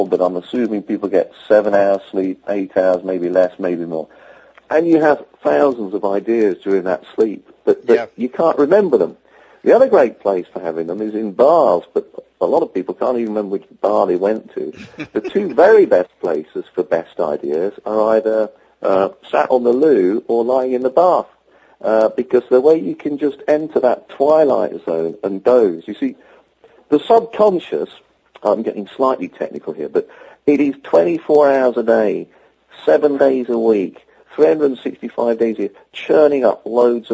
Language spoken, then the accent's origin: English; Yorkshire and the Humber, United Kingdom; As a Yorkshireman from England